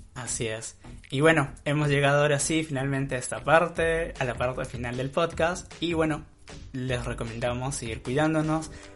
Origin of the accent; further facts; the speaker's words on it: northern coast of Peru, Peru; nosotros que somos norteños, vivimos en la costa norte de Perú